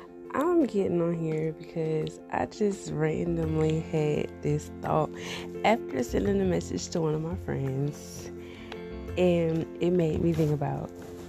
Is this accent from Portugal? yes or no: no; Louisiana, United States; Louisiana is like my home, okay? Like, you can't tell me I'm not from Louisiana. You can't tell me the Saints ain't my favorite team. You can't tell me I'm not, you know, a Louisiana girl.